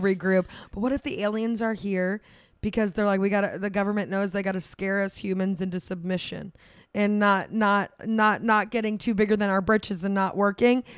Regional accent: Florida, United States; now in New York, United States; We grew up in Florida

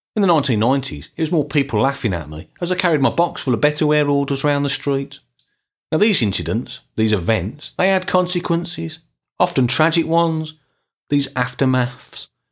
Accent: Birmingham, West Midlands, United Kingdom; in the nineteen eighties and nineteen nineties, growing up in Birmingham.

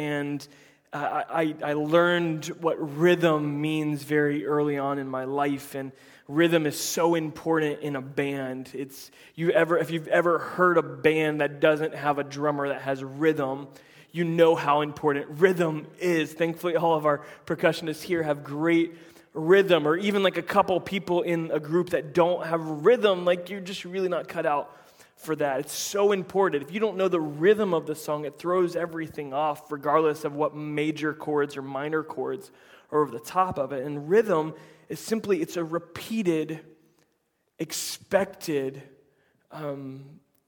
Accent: Central Florida, United States; I grew up in Central Florida

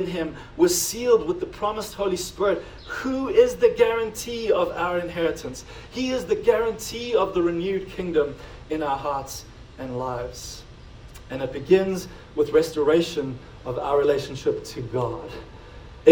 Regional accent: South Africa; now in United States; being South African, but now being American, but also like not living like immigrants anymore

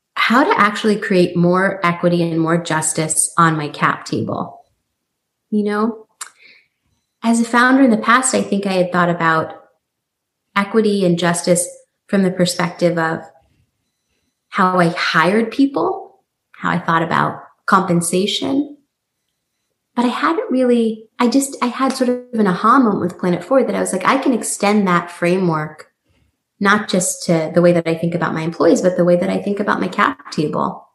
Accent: San Francisco, California, United States; also born or lived in New York; move back to the Bay Area, you know, which is my hometown, San Francisco

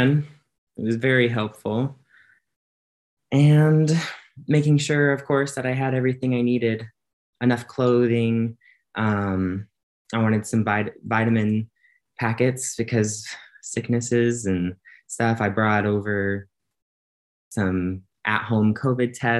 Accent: Illinois, United States; moved away as an adult; now in Hungary; I'm a college student and I'm from Illinois in the US

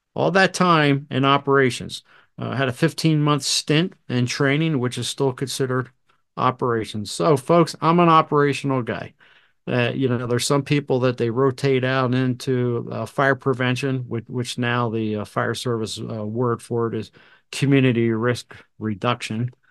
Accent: New Jersey, United States; I was born and raised in New Jersey.

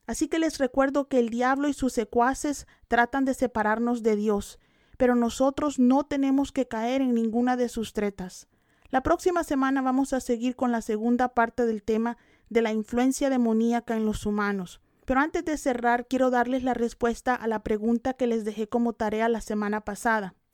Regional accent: El Salvador; Yo tenía ocho años y acababa de aceptar a Cristo. Y en ese tiempo en mi país, El Salvador, la guerrilla estaba secuestrando a personas.

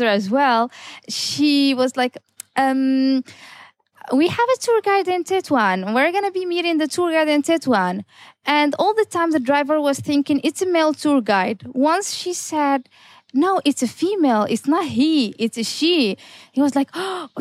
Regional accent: Tetouan, Tanger-Tetouan-Al Hoceima, Morocco; also born or lived in Amsterdam, Netherlands; I am the only certified female tour guide here in my hometown, Tetouan

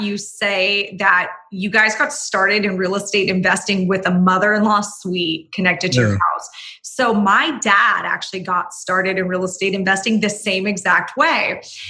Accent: Orange County, California, United States; because I'm from Orange County. That's where I live.

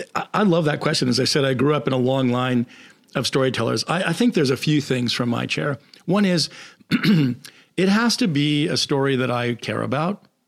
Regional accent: United States; I'm from the States

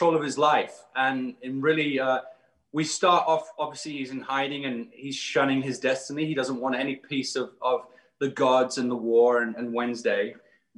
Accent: United Kingdom; being a British American

